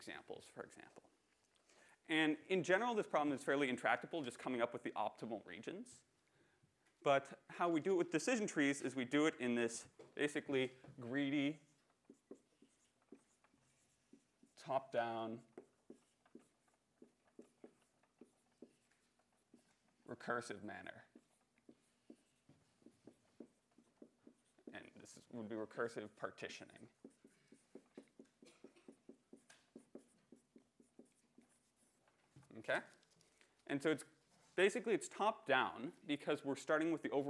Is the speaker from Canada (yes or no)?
yes; Canada; I'm Canadian